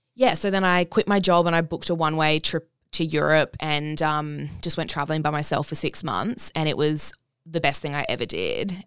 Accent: Brisbane, Queensland, Australia; also born or lived in Bali; now in Gold Coast, Australia; from Brisbane. Um, yeah, no, so grew up there

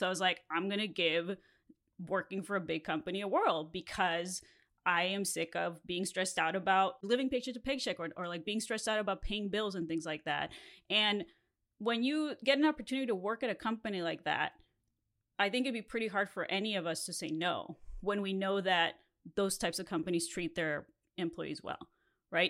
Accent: Mexico; first language Spanish; English is a second language; now in Los Angeles, United States; I grew up in Mexico, and so my first language is Spanish.

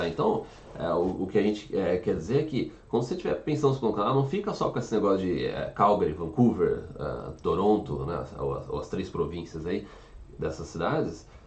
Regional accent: São João da Boa Vista, São Paulo, Brazil; San John, eu sou de São João.

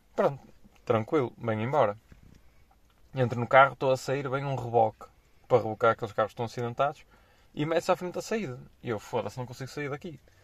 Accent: Porto, Norte, Portugal; moved away as an adult; now in Angola; sendo do Porto, eu acho que é normal dizer as neiras

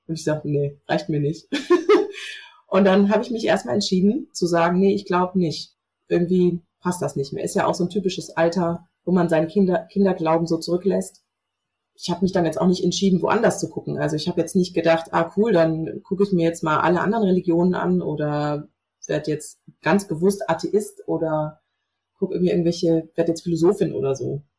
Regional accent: North Hesse, Germany; ich bin ähm, in Nordhessen groß geworden vor 33 Jahren, so zwischen Kassel und Marburg

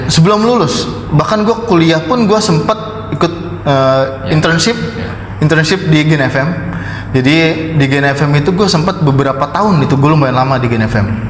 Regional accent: Jakarta, Indonesia; gue udah gede di Jakarta

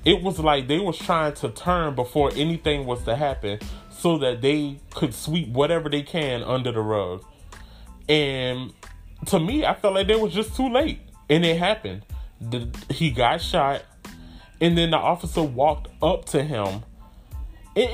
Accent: United States; my hometown is like an hour and a half away from Charleston.

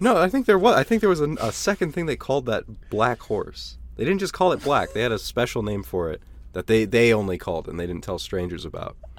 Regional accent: Tennessee, United States; when I was a young boy growing up in Tennessee, in a Tennessee trailer park.

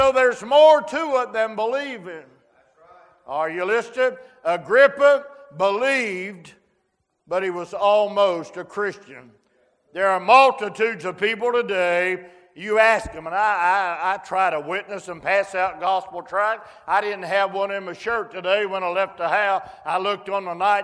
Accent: West Virginia, United States; I was born in West Virginia and I love it

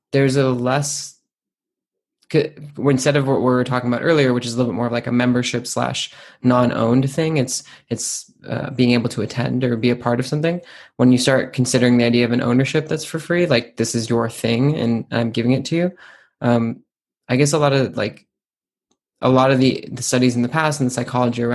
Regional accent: United States; now in United Kingdom; as an American, even though I live in the UK

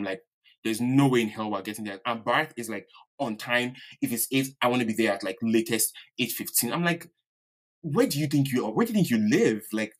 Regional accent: Nigeria; accent: Yoruba; Oh God, my Yoruba accent.

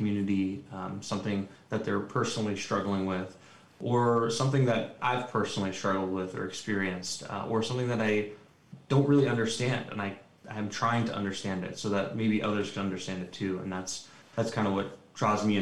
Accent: New York, United States; now in Los Angeles, United States; I am a New Yorker

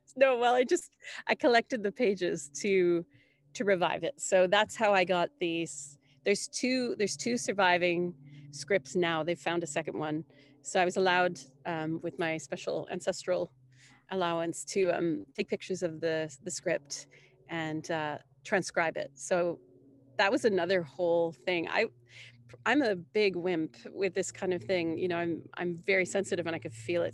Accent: Canada; I'm coming from Canada, did not grow up in Ireland

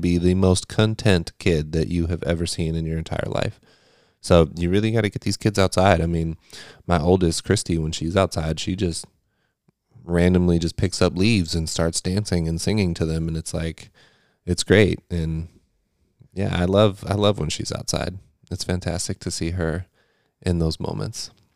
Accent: California, United States; now in Eastern Pennsylvania, United States; I grew up in California. I grew up in a desert climate

